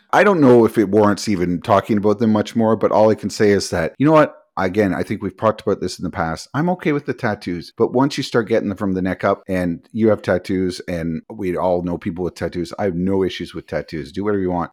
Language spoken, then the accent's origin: English; Canada; We're Canadian